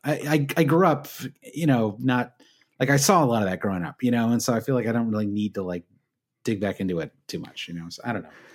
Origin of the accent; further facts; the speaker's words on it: Michigan, United States; I'm from Michigan